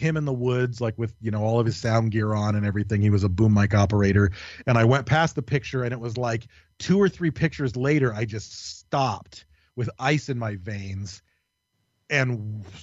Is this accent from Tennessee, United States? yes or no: no; Michigan, United States; moved away; also born or lived in California; we grew up in Michigan, we grew up in a really fucking haunted, creepy-ass place